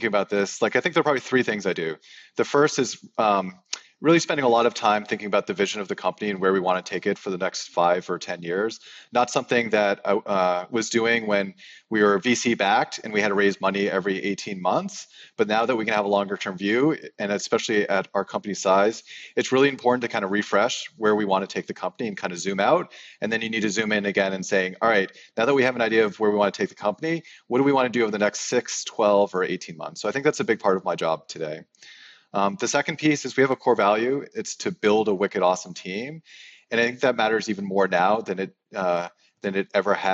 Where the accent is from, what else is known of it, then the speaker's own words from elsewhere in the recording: Boston, Massachusetts, United States; doing this video conference from Boston, which is my hometown